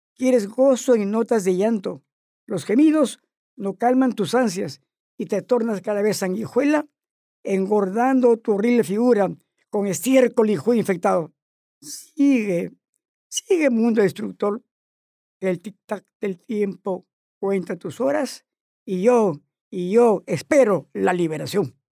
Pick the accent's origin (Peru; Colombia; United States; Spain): Peru; Chiclayo, Lambayeque